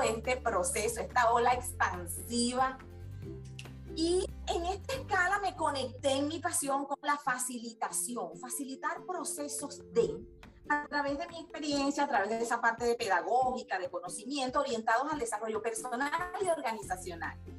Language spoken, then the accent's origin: Spanish; La Asunción, Nueva Esparta, Venezuela; Yo soy de la isla de Margarita, nací en La Asunción, capital del estado Nueva Esparta, venezolana, con raíces andinas y raíces margariteñas